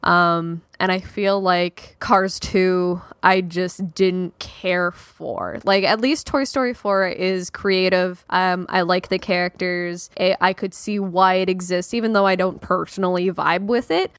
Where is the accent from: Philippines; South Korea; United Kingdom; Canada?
Canada; being Canadian